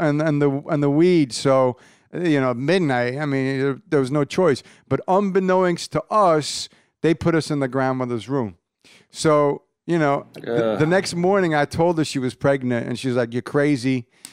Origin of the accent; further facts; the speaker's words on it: Irvine, California, United States; I grew up in Irvine.